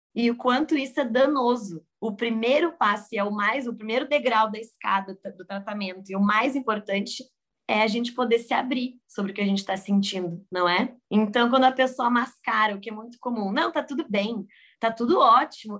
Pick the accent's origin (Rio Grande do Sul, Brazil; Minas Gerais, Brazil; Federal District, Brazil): Rio Grande do Sul, Brazil; moved away as an adult; also born or lived in San Diego; estou do Rio Grande do Sul, me formei na PUC e fui morar fora. Me joguei no mundo aos 22 anos para San Diego